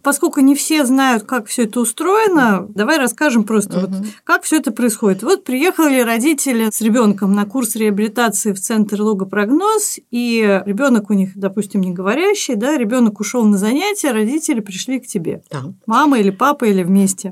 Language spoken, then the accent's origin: Russian; Saint Petersburg, Russia; мы вместе занимались в детстве в Театре юношеского творчества на Невском проспекте во Дворце пионеров